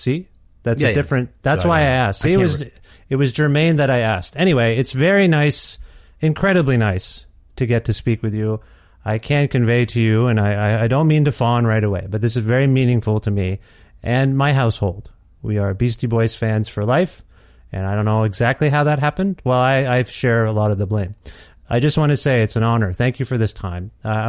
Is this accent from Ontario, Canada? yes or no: yes; Ontario, Canada; now in Edmonton, Canada; I'm from Ontario originally. So even as an East Coast, I now live in Edmonton.